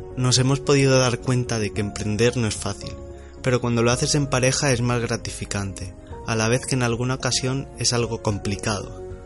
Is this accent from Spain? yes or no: yes; Ibiza, Balearic Islands, Spain; soy de, soy de Ibiza, soy español